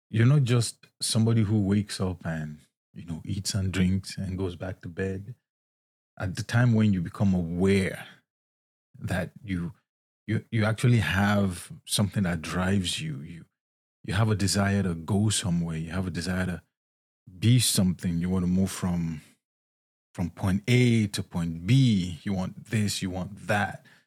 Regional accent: Nigeria; moved away as an adult; also born or lived in Scotland; now in United States; I was born and raised in Nigeria

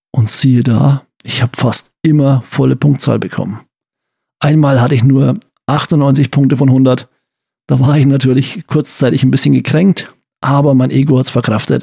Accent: Franconia, Bavaria, Germany; bei uns in Franken

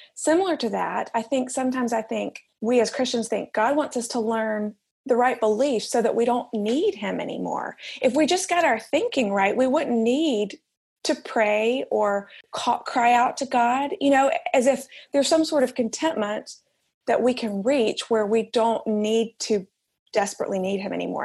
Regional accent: Alabama, United States; moved away as an adult; also born or lived in New York; now in Manhattan, United States; I am from Alabama originally. You can probably tell I don't sound like I'm from New York

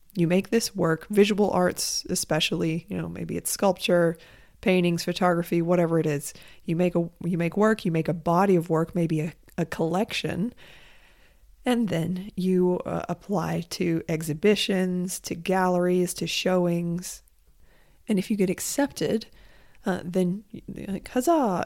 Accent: United States; I am an American, and I have lived soaked in capitalism my entire life

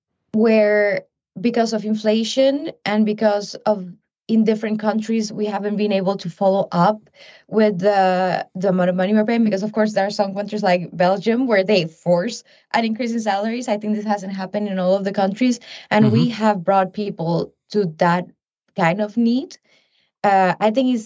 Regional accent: Panama; now in Paris, France; I come from Panama

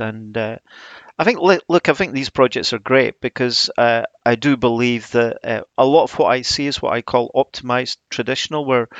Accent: Edinburgh, Scotland, United Kingdom; now in South of England; Well, yeah, I was brought up in Edinburgh. I studied at the Macintosh, but I've obviously been down south for a while now. It's probably softened my accent a little bit

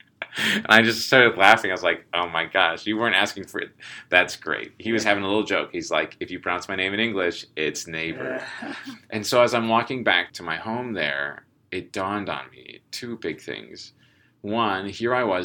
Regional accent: United States; I'm from the United States.

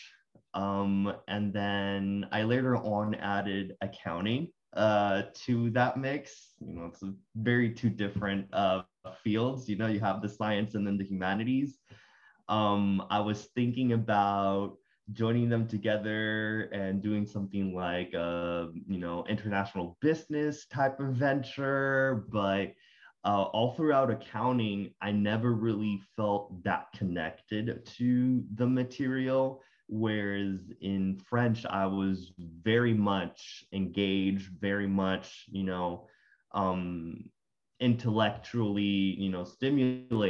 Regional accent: Puerto Rico; first language Spanish; English is a second language; moved away as an adult; now in Norfolk, United States; I am from Puerto Rico. I was born and raised there

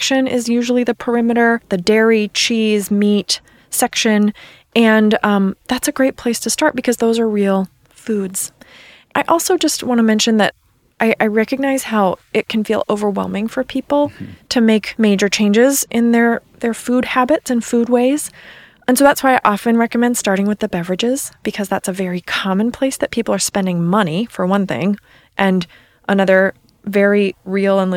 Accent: East Coast, United States; moved away; I'm from the East Coast, so I say soda

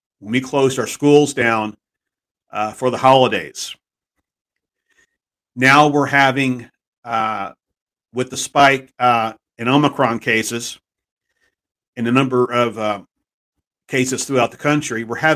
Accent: Texas, United States; my home state

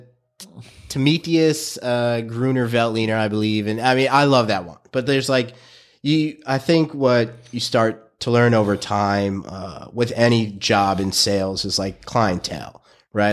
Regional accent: New York City, New York, United States; I was a kid from Brooklyn.

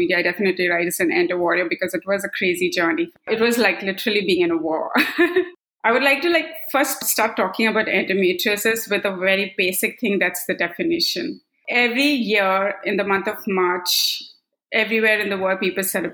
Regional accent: Kannur, Tamil Nadu, India; now in Bay Area, California, United States; I'm based out in Bay Area, California, but I was born and brought up in Kannur, Tamil Nadu.

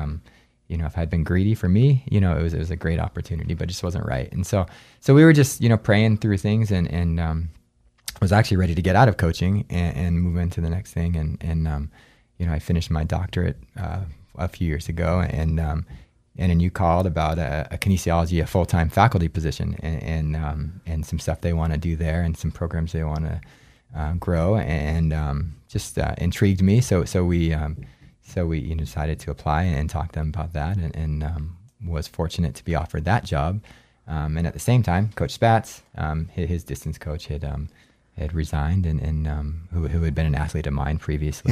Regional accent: Anchorage, Alaska, United States; moved away as an adult; also born or lived in New Hampshire / Gunnison, Colorado; actually born in New Hampshire, but, um, but I moved to Alaska when I was too. So I grew up in Alaska

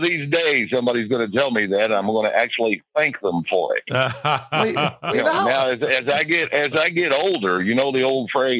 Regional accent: Lexington, Kentucky, United States; also born or lived in Georgia / Panama City Beach, Florida; At the moment, I am in Kentucky, and I am from Kentucky. Kentucky is my home, Lexington, but we have a place in Georgia, and we also have a home in Panama City Beach, Florida.

